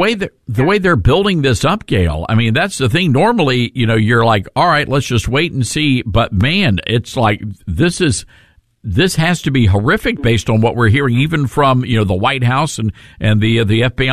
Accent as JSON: {"language": "English", "town": "Memphis", "region": "Tennessee", "country": "United States", "tie": "born or raised there", "said": "our folks in Memphis, Tennessee, my hometown"}